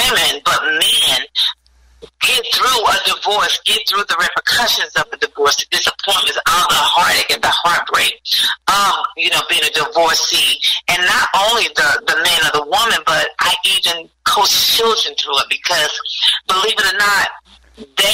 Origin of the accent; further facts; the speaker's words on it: Gastonia, North Carolina, United States; also born or lived in Charlotte, North Carolina; I'm originally from Gastonia, North Carolina, which is just down the street from Charlotte. So I grew up there